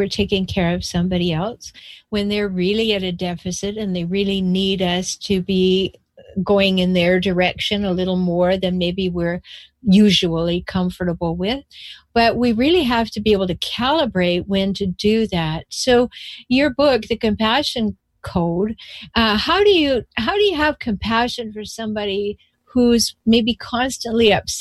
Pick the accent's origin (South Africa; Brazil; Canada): Canada; I'm from Canada